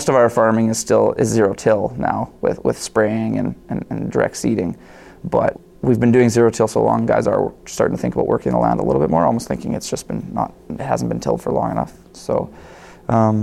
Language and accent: English; Trochu, Alberta, Canada; growing up in Troshu, I was a avid hockey player